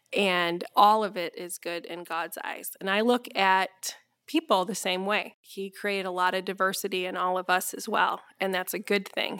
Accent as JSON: {"language": "English", "town": "Grandville", "region": "Michigan", "country": "United States", "also_born_or_lived": "Hawaii / Colorado", "moved": "yes", "lives_now": "Holland, United States", "said": "I'm actually from Granville"}